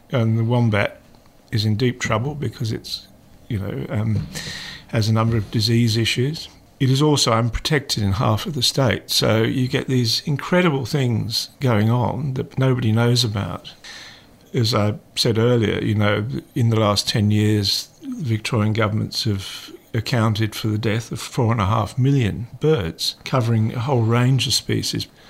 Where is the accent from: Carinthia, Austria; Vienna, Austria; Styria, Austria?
Carinthia, Austria; moved away; also born or lived in England; I grew up in the Alps in southern Europe